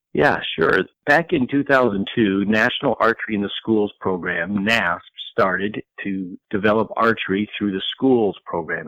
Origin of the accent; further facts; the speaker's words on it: Colorado, United States; I grew up in Colorado